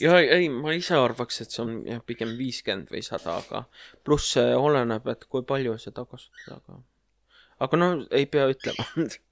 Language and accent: Estonian; Tallinn, Harju County, Estonia; ma olen ise Mustamäelt